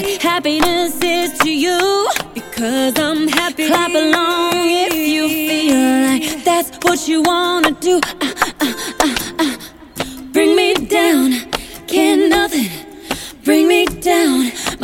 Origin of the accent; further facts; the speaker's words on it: Canada; But since I'm from Canada, I feel a bit of loyalty in that direction.